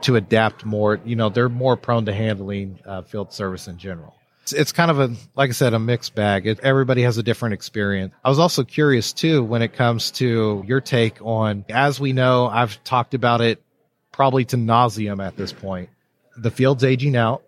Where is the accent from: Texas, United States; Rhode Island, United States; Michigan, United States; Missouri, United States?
Texas, United States; born or raised there